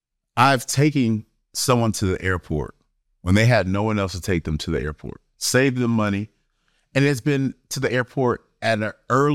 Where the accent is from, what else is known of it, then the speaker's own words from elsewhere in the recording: East Coast, United States; Because this person grew up on the West Coast and I grew up on the East Coast.